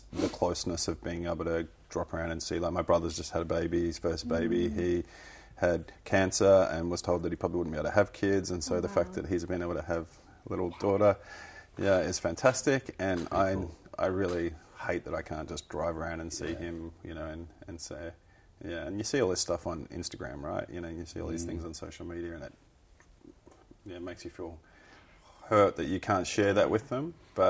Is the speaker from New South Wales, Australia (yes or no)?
no; Melbourne, Victoria, Australia; moved away as an adult; now in Wellington, New Zealand; I love Melbourne and it's my home and I'd love to get stuck in my hometown.